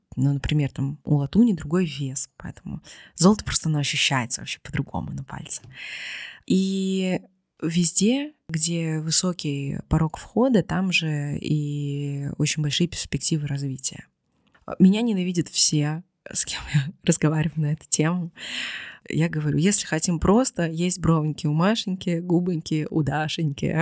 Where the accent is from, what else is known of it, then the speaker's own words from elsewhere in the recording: Vladivostok, Primorsky Krai, Russia; moved away; Владивосток — это мой родной город.